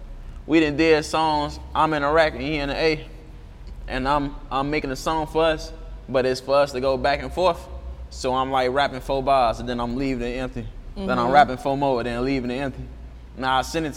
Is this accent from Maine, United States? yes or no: no; Chicago, Illinois, United States; I'm from Inglewood, I'm from 66 Marshfield